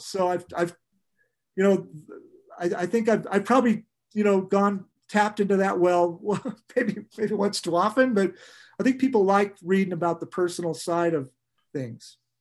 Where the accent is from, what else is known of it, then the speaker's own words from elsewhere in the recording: Santa Barbara, California, United States; being an old guy growing up in Santa Barbara